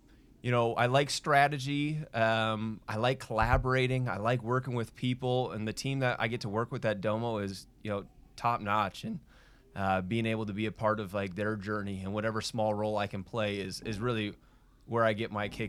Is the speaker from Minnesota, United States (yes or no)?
yes; Minnesota, United States; now in Utah, United States; I'm a Utah transplant. I'm actually born and raised in Minnesota. I think I've done a good job of losing the accent, but every now and then you'll hear it come out